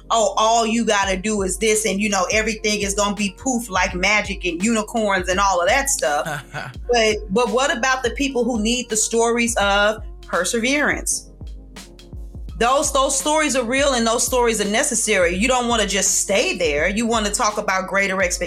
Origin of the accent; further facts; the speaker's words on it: St. Louis, Missouri, United States; I'm from St. Louis